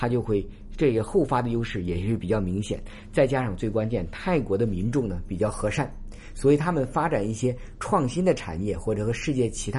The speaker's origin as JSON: {"language": "Chinese", "country": "Hong Kong", "said": "虽然呢和我们香港地铁比呢还有距离，但是它很多的发展创业者也是我们香港人过来发展的嘛。"}